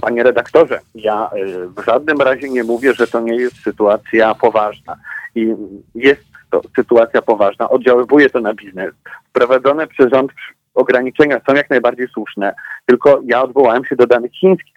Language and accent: Polish; Łódź, Łódź Voivodeship, Poland; ja pochodzę z Łodzi e, i tutaj mamy silnie rozwinięty sektor IT